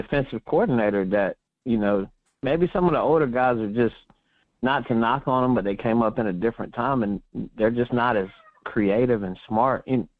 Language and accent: English; Mebane, North Carolina, United States; I grew up in Mebane, North Carolina. It's like 10 minutes from his hometown of Hillsborough, North Carolina